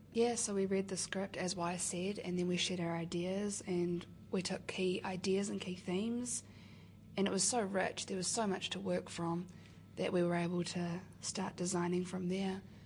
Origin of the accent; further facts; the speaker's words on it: Wellington, New Zealand; I'm from here in Wellington.